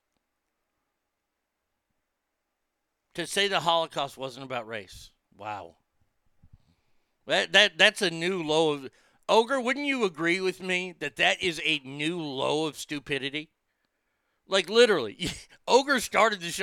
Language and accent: English; Garland, Texas, United States; Growing up in Garland, there weren't a lot of Jewish folks in Garland